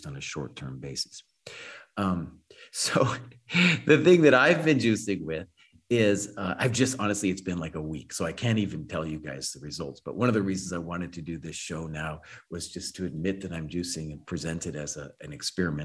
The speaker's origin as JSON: {"language": "English", "town": "Santa Fe", "region": "New Mexico", "country": "United States", "tie": "born or raised there", "said": "I grew up in Santa Fe"}